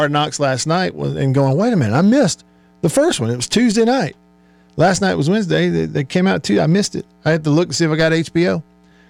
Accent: Tupelo, Mississippi, United States; Tupelo, my hometown

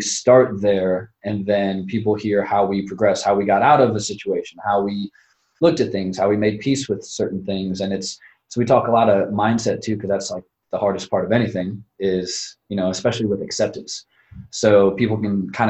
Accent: Northwest Indiana, United States; I'm from the region, Cherville

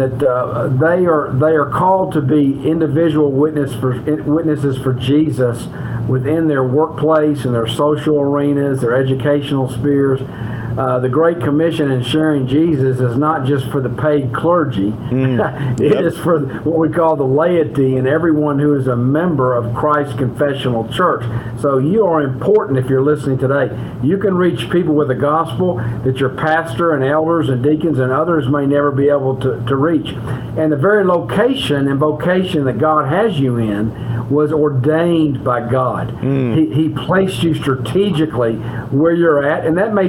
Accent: Memphis, Tennessee, United States; I grew up in the Presbyterian Church in the metro Memphis area

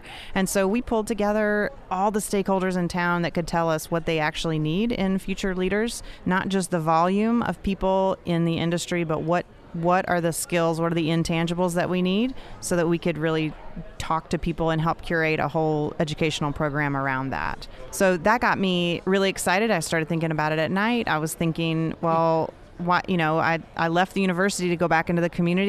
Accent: Nashville, Tennessee, United States; I'm from Nashville

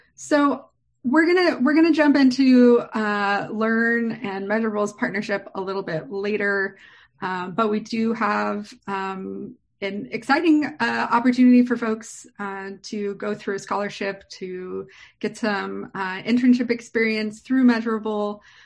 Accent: San Diego, California, United States; as a native myself who was born and raised here.

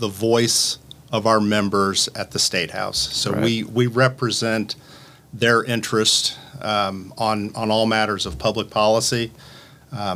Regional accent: Indianapolis, Indiana, United States; also born or lived in Evansville, Indiana; I was born down in Evansville, down in southern Indiana. Okay. Moved up here when I was 3, though, so I've spent, you know, all my childhood and actually all my adult years in Indianapolis

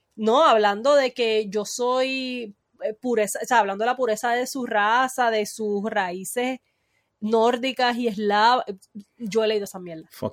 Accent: Puerto Rico; soy una puertorriqueña promedio

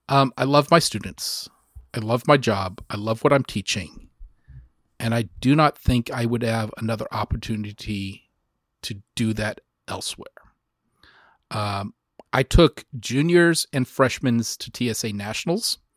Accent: Lockhart, Texas, United States; the family is going to move to Lockhart, which is my hometown.

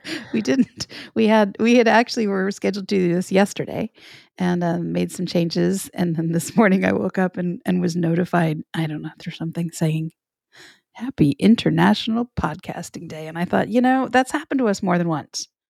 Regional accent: the South, United States; I am from the South

